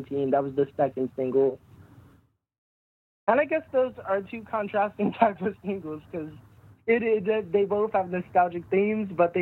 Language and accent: English; Jackson, Mississippi, United States; moved away as an adult; also born or lived in North Dakota; I'm from Jackson, Mississippi